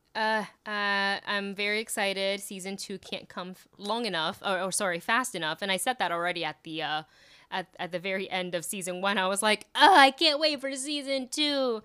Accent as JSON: {"language": "English", "country": "Taiwan", "tie": "born or raised there", "moved": "yes", "said": "I grew up watching shows in Taiwan"}